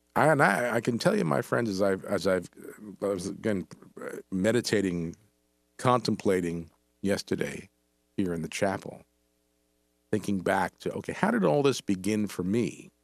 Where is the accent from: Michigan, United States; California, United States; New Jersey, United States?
New Jersey, United States; New Brunswick; I grew up in New Brunswick, up here in central Jersey.